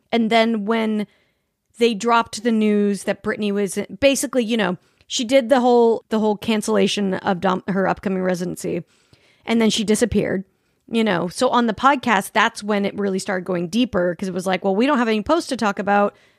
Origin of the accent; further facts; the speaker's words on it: Salt Lake City, Utah, United States; I grew up in Salt Lake City